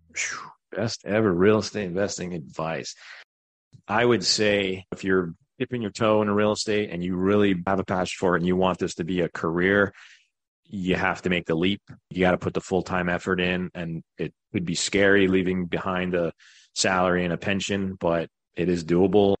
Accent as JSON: {"language": "English", "area": "Long Island", "region": "New York", "country": "United States", "tie": "born or raised there", "moved": "as an adult", "lives_now": "Greenville, United States", "said": "I was born in New York, Long Island, grew up there, middle class family"}